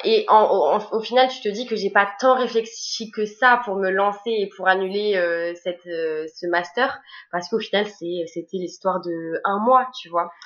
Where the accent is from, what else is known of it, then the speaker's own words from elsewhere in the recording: Bordeaux, Nouvelle-Aquitaine, France; je suis de Bordeaux